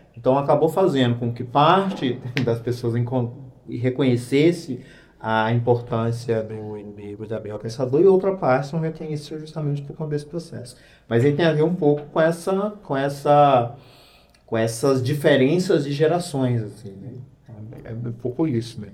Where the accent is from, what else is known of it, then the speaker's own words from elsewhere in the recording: Goiânia, Goiás, Brazil; Goiânia, né, que era o espaço onde eu cresci